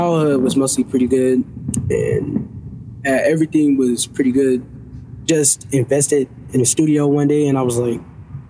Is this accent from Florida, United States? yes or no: no; Gary, Indiana, United States; I am from Gary, Indiana.